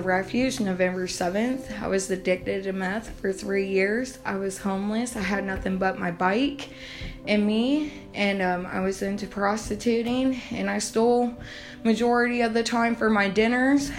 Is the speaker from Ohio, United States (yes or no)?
yes; Newark, Ohio, United States; I'm from Newark, Ohio